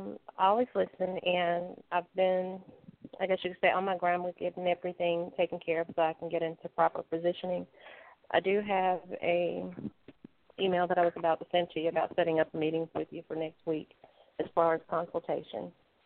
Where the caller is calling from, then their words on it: Louisiana, United States; I'm calling from the boot, which is Louisiana.